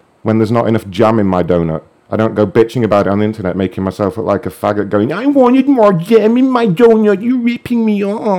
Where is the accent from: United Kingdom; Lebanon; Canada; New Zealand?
United Kingdom; I'm not Mexican, actually. I'm British